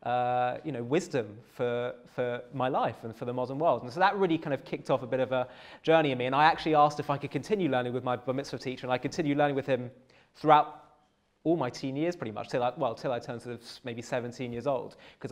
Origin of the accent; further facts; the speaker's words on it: London, United Kingdom; I grew up in North London